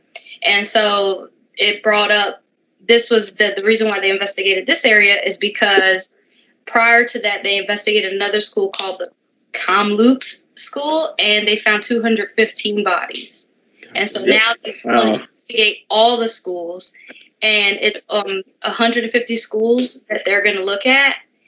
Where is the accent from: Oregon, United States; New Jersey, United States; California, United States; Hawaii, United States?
New Jersey, United States; Trenton; I live like near I grew up in Trenton, New Jersey